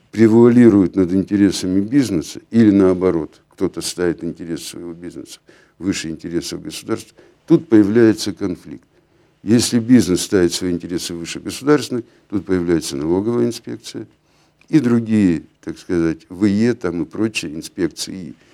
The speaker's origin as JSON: {"language": "Russian", "town": "Nizhny Tagil", "region": "Sverdlovsk Oblast", "country": "Russia", "tie": "born or raised there", "said": "Вот я родился в Нижнем Тагиле. Я живу здесь. Для меня Нижний Тагил – это то место, это моя родина."}